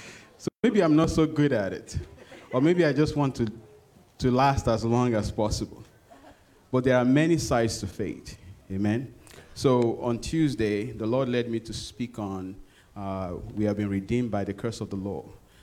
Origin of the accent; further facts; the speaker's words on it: Minnesota, United States; also born or lived in Nigeria; I'm from Minnesota, but this is cold. I'm from Minnesota by the way of Nigeria. So you figure out that math.